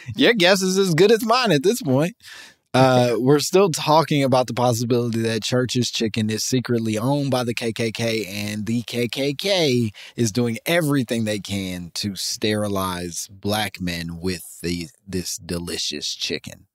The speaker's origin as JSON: {"language": "English", "town": "Chicago", "region": "Illinois", "country": "United States", "said": "I'm from Chicago"}